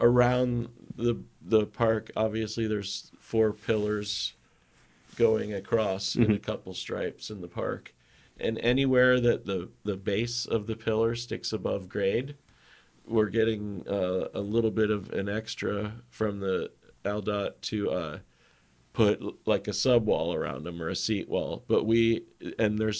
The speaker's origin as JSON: {"language": "English", "town": "Orlando", "region": "Florida", "country": "United States", "tie": "born or raised there", "said": "I grew up in Orlando, and skateboarding's been illegal in downtown Orlando since I was like 12"}